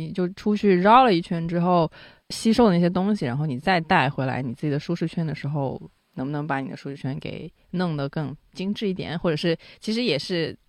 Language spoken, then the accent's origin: Chinese; Guangdong, China; Chinese is a second language; moved away as an adult; also born or lived in United States; 我是广东人哦